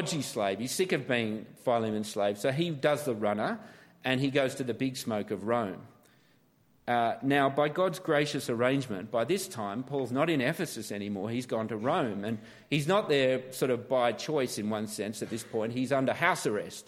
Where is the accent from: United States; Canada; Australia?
Australia; Canberra, Australian Capital Territory; also born or lived in Sydney; born in Canberra, Australia, which I like to try and keep quiet.